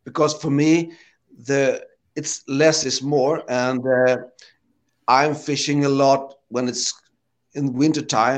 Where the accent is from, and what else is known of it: Sweden